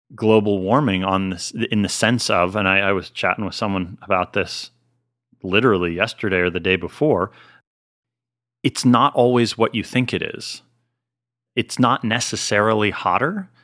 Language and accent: English; Pennsylvania, United States; also born or lived in Colorado / Massachusetts; now in California, United States; I'm not from California. I'm from Pennsylvania